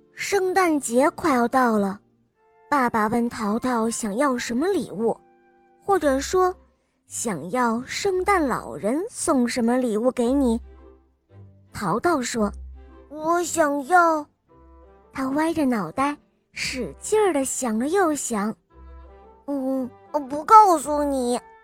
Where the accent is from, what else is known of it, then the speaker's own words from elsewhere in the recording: Xiamen, Fujian, China; 我今年四岁半了，我来自厦门